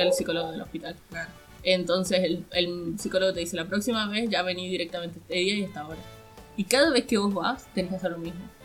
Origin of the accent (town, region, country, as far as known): Catamarca, Argentina